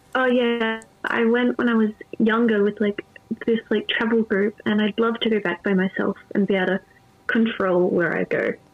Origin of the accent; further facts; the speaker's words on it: Adelaide, South Australia, Australia; I'm from South Australia, or Adelaide